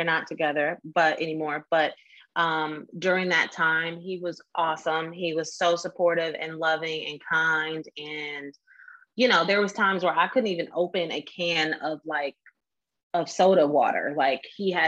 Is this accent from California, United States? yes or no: yes; Oakland, California, United States; moved away as an adult; also born or lived in Washington, District of Columbia, United States; I'm from Oakland. Okay. I'm from Oakland.